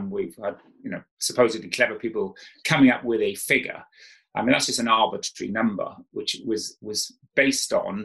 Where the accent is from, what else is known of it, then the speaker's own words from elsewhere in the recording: South Wales, United Kingdom; I grew up in South Wales.